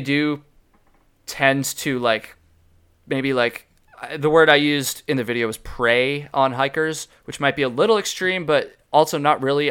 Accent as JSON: {"language": "English", "region": "Vermont", "country": "United States", "said": "I'm from Vermont"}